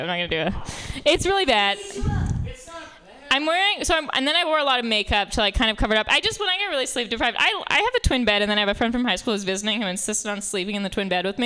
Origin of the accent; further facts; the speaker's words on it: New York, United States; I grew up in Manhattan